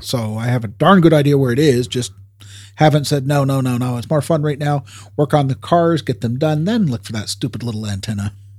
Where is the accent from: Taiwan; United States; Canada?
Canada; we're Canadian